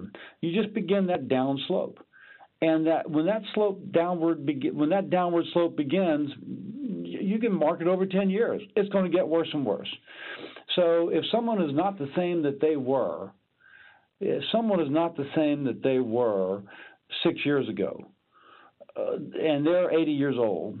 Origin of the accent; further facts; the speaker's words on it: Louisiana, United States; I'm from Louisiana.